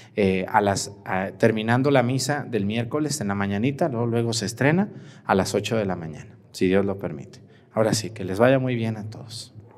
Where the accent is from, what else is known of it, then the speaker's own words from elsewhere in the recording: Mexticacán, Jalisco, Mexico; moved away; mi pueblo Mestigacán